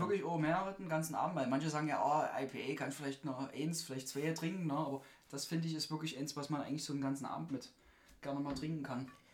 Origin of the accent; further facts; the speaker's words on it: Saxony, Germany; bei uns in Sachsen